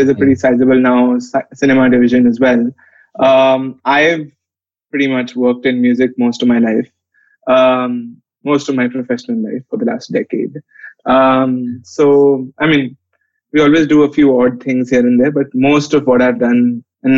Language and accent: English; Delhi, India; I've lived in Delhi since the age of six and went to college in Delhi as well.